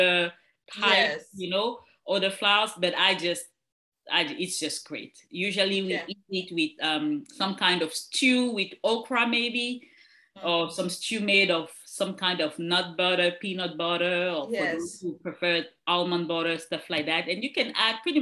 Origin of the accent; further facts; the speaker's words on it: Cameroon; moved away; I'm originally from Cameroon